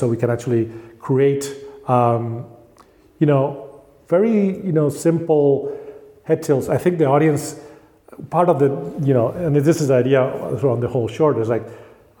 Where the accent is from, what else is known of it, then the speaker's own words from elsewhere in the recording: Spain; I felt I grew up in Spain